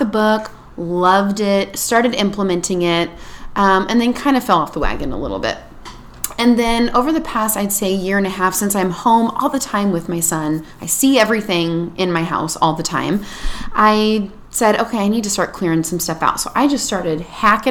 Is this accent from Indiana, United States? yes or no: yes; Indiana, United States; now in California, United States; And I'm from Indiana